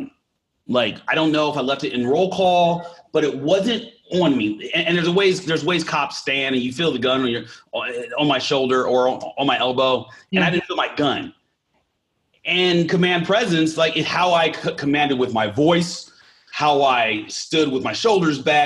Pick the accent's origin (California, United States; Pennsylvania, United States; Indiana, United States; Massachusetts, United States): California, United States; moved away; also born or lived in Arkansas / Jackson, Mississippi; I was born in Arkansas, but I grew up in California